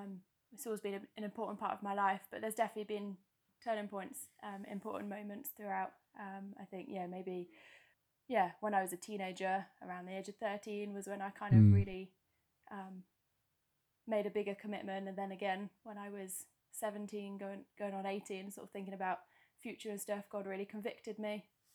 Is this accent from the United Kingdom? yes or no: yes; Bournemouth, South West England, United Kingdom; Because I came from Bournemouth and I really miss the beach.